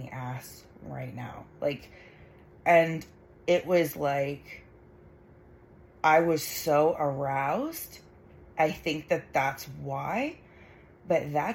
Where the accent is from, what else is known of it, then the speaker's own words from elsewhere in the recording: Canada; I'm Canadian